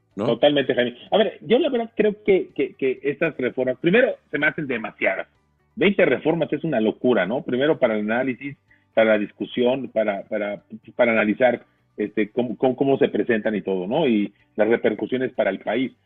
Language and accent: Spanish; Mexico; tenemos que sentirnos muy orgullosos todos los mexicanos